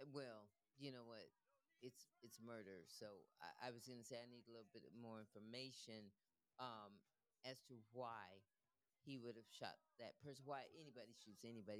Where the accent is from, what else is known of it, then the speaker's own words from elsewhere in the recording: California, United States; now in Florence, United States; I'm from California